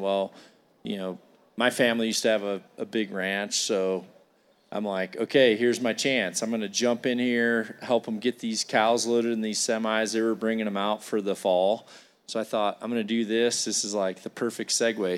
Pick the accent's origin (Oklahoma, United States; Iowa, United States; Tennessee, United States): Iowa, United States; I come here from Iowa